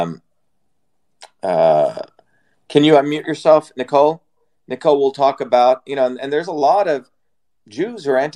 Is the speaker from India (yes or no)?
yes; India; moved away; I come from an Indian background. I was born in India